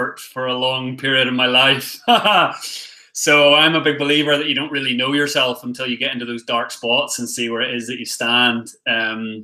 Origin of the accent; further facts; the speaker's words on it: Northern Ireland, United Kingdom; moved away as an adult; also born or lived in Galway, Ireland / England / Australia; now in Thailand; I'm from Ireland, originally born in Galway in the south, but I had some pretty heavy domestic issues. So we moved up north to Northern Ireland, my mum, my sister and me. And then I grew up in Northern Ireland until I was 18